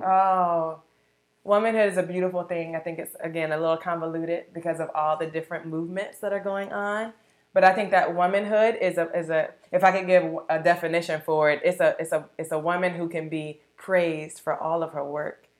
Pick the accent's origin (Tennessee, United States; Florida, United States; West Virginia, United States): Florida, United States; Sanford; I'm from the beautiful, small, awesome city of Sanford, Florida